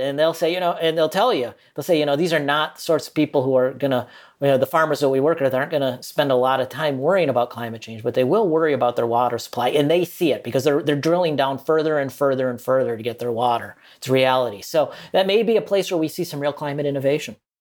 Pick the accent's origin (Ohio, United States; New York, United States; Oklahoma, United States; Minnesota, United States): Minnesota, United States; now in Malaysia; I'm from Minnesota